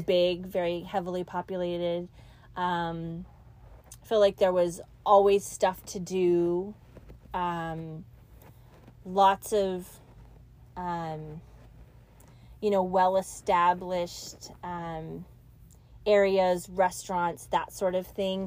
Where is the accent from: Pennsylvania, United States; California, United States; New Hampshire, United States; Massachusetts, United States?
California, United States; Mountain View; moved away; also born or lived in Arkansas / Sunnyvale, California; I grew up in Mountain View.